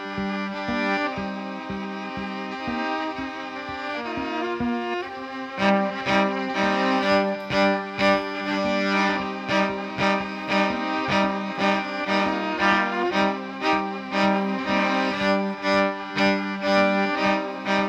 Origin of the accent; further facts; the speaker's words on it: Duluth, Minnesota, United States; I'm from Duluth, Minnesota, up there